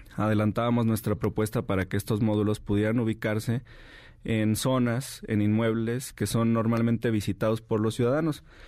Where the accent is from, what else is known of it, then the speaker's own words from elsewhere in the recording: Jalisco, Mexico; Yo soy de Jalisco